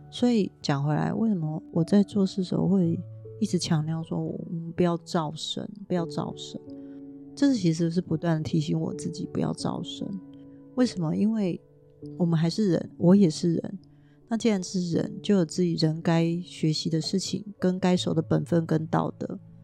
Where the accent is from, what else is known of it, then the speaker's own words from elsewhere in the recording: Taiwan; 我生在台湾